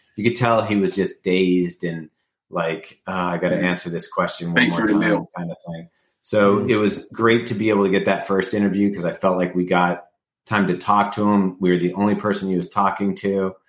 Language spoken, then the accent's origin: English; West Coast, United States; born there; I was born on the West Coast, yeah.